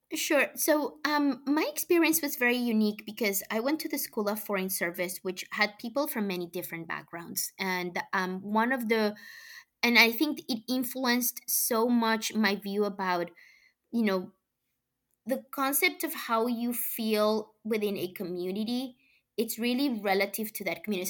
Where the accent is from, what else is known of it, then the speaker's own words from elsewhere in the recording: Colombia; English is a second language; moved away as an adult; now in United States; I was born in Colombia. I grew up there.